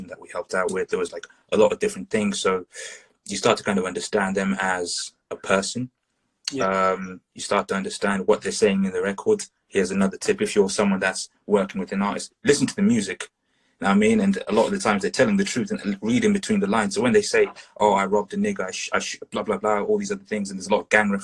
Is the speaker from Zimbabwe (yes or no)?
yes; Zimbabwe; moved away; I grew up in Zimbabwe for a period of time in Southern Africa